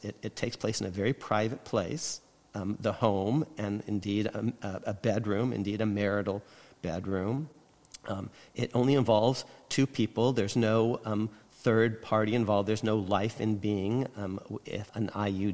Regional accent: Connecticut, United States; my home state, Connecticut

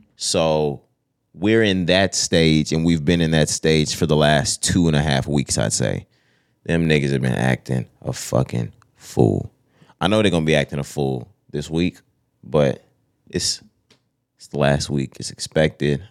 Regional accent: Texas, United States; We're from Texas

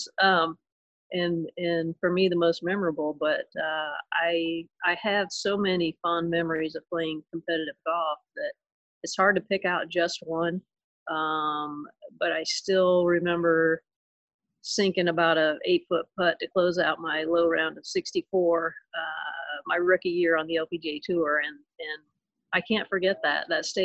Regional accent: Indiana, United States; also born or lived in Boiling Springs, North Carolina / Boone, North Carolina; now in Spartanburg, United States; growing up in Indiana, my first love really was basketball. But then when my family moved south

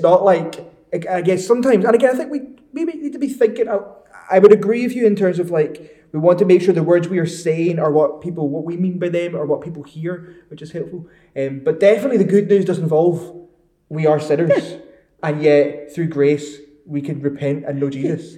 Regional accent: Northern Ireland, United Kingdom; moved away as an adult; now in Glasgow, United Kingdom; I'm from Northern Ireland

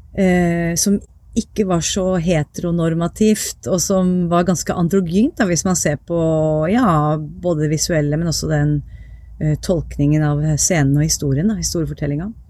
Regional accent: Viken, Norway; accent: East Norwegian; also born or lived in Tromsø; jeg er jo fra, fra Viken, og var, jeg har jo flytta bare et steinkast hjemmefra der hvor jeg vokste opp nå

